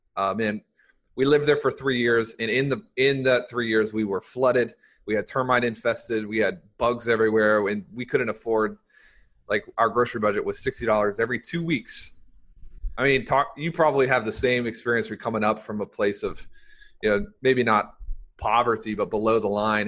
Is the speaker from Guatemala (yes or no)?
no; the South, United States; I grew up in the South